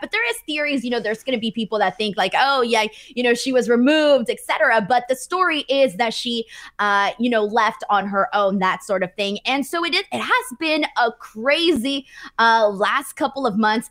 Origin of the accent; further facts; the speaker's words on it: Los Angeles, California, United States; my hometown of, uh, you know, Los Angeles, California